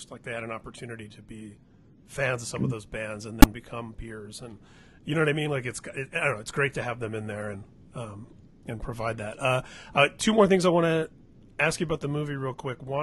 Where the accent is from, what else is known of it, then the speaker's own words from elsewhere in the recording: Midwest, United States; And for me as a kid growing up in the Midwest at the time, discovering all these different scenes all across the country